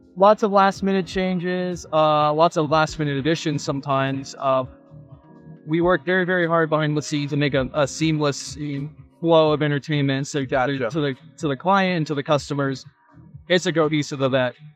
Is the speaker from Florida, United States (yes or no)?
yes; Florida, United States; I was born and raised in Florida